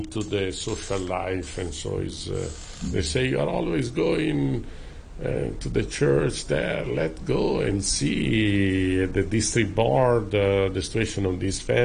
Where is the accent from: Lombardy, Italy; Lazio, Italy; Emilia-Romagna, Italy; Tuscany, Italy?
Lombardy, Italy; Milan; born or raised there; moved away as an adult; now in Hong Kong